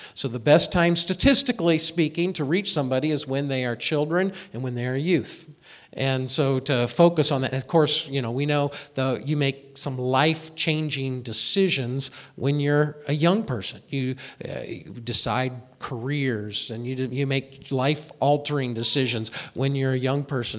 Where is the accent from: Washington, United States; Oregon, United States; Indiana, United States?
Indiana, United States; Indianapolis; moved away as an adult; also born or lived in Springfield, Missouri; I grew up in Indianapolis, Indiana